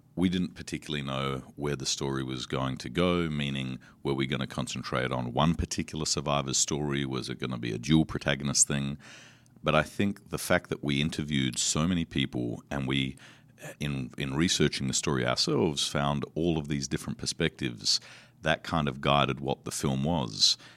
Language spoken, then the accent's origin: English; Australia; I come from Australia.